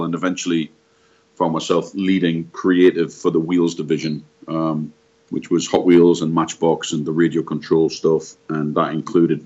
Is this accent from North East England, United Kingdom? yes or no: yes; Newcastle upon Tyne, North East England, United Kingdom; moved away as an adult; I'm originally from Newcastle upon Tyne in the northeast of England. Feels like a long way away now. So I grew up in the northeast of England.